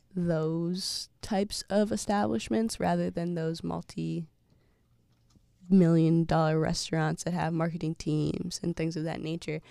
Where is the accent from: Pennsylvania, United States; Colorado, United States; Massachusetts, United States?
Massachusetts, United States; as an African-American person growing up in Massachusetts